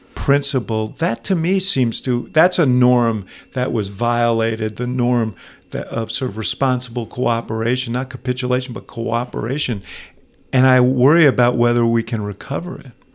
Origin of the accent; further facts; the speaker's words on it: New York City, New York, United States; I grew up in New York City